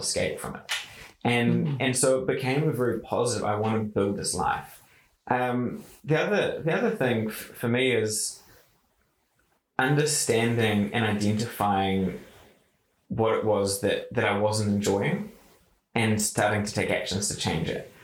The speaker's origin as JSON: {"language": "English", "town": "Kaitaia", "region": "Northland", "country": "New Zealand", "tie": "born or raised there", "said": "I grew up in Kaitaia and in the far north"}